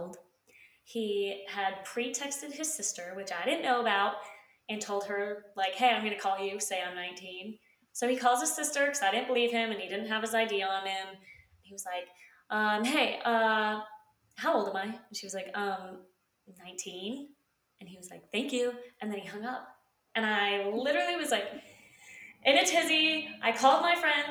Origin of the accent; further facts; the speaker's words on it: Utah, United States; moved away as an adult; now in Savannah, United States; we are from Utah